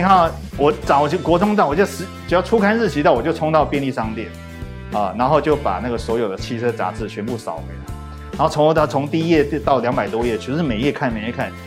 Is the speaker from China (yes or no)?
no; Taiwan; 以我第一个身为台湾人